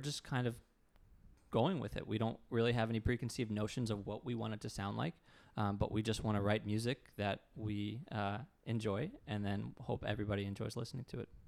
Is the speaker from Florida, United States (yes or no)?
yes; Tarpon Springs, Florida, United States; moved away as an adult; also born or lived in Jacksonville, Florida / Boston / New York; up in Tarpon Springs, Florida, which is near Tampa